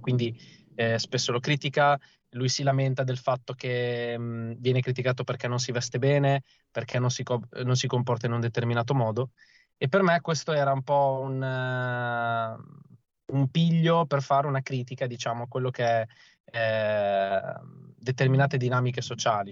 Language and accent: Italian; province of Ravenna, Emilia-Romagna, Italy; now in Bologna, Italy; io sono originario di, della provincia di Ravenna, ma attualmente abito a Bologna